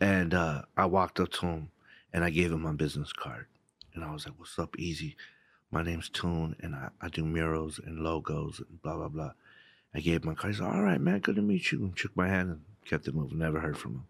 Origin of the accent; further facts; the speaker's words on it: Southern California, United States; growing up in Southern California